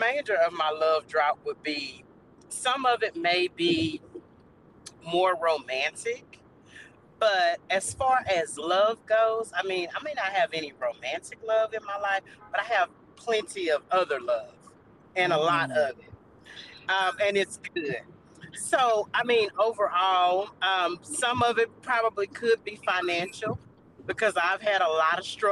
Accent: Houston, Texas, United States; I'm from the Houston area

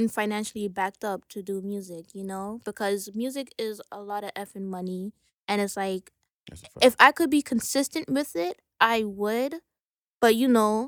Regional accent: New York City, New York, United States; I'm from Brooklyn

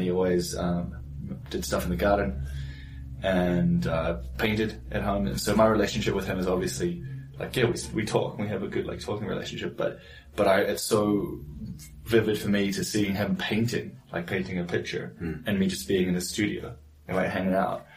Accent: New Zealand; moved away; I grew up in New Zealand

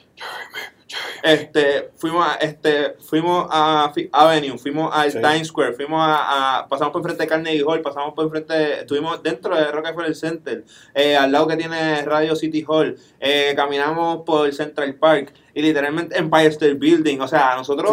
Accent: Puerto Rico; no parecemos puertorriqueños

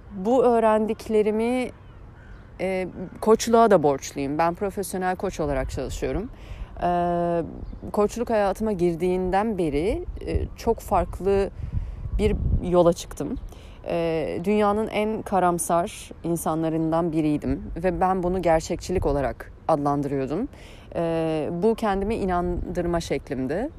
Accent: Eskişehir, Turkey; moved away as an adult; also born or lived in Ankara; Ee, Eskişehirliyim. Ee, 36 yaşındayım. Ee, 18 yılımı Eskişehir'de geçirdim

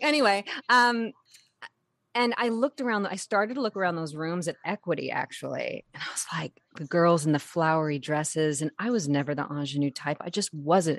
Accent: San Diego, California, United States; I grew up in San Diego

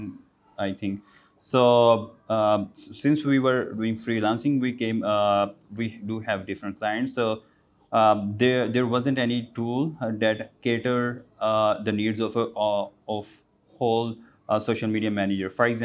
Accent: Gujranwala, Punjab, Pakistan; English is a second language; now in Lahore, Pakistan; Basically, I'm from Gujaratwala.

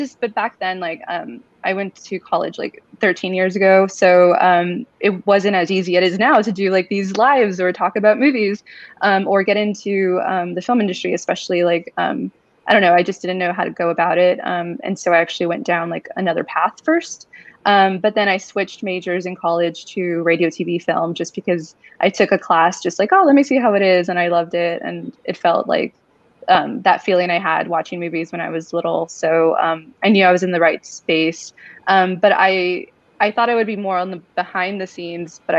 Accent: Mercedes, Texas, United States; I grew up in the Rio Grande Valley, which is a region in South Texas in a small town called Mercedes.

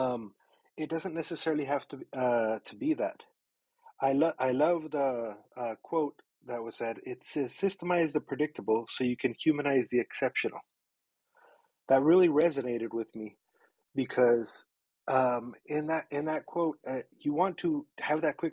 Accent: Mexico; moved away; I was born in Mexico, and my mom was always she was an entrepreneur. She ran a business out of her house, and so I grew up all around it

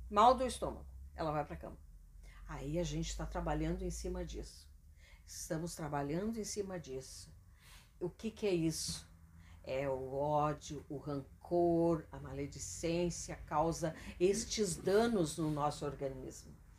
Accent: Canoas, Rio Grande do Sul, Brazil; also born or lived in Cachoeirinha; a gente saiu de Canoas, depois voltou pra Canoas de novo, né? E moramos em Cachoeirinha também

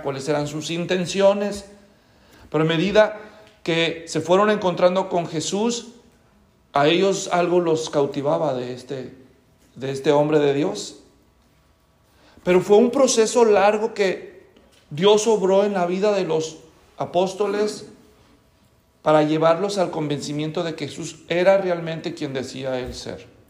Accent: Guadalajara, Jalisco, Mexico; now in Tracy, United States; yo nací en Guadalajara, en México, hace muchos años

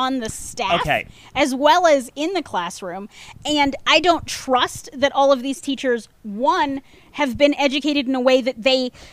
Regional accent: North Georgia, United States; now in Austin, United States; I grew up in North Georgia.

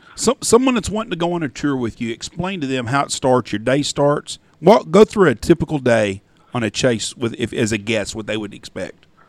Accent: Wichita Falls, Texas, United States; I grew up in Wichita Falls and I was there on April 10th

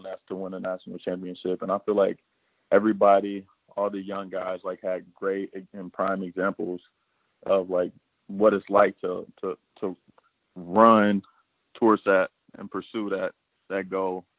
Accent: Indianapolis, Indiana, United States; I'm from Indianapolis

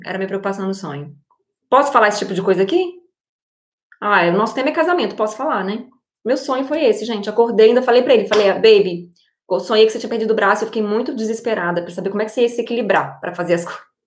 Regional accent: Brazil; moved away; como uma pessoa que morou no Brasil, né, que veio de uma realidade completamente diferente

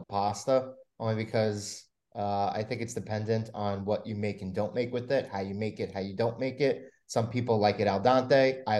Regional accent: New York City, New York, United States; Nick and I grew up on Staten Island

